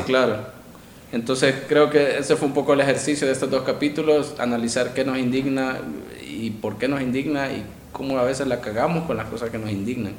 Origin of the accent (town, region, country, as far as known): El Salvador